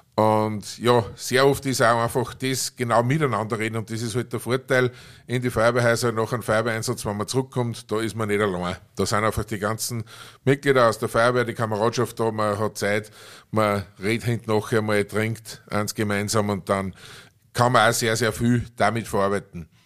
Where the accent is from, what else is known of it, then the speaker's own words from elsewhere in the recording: Aschach an der Steyr, Upper Austria, Austria; meine Heimatgemeinde in Oschach